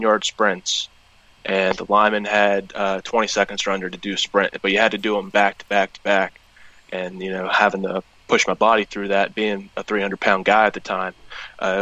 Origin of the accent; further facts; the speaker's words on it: Cumberland, Maryland, United States; I'm from Cumberland, Maryland. I played at Fort Hill High School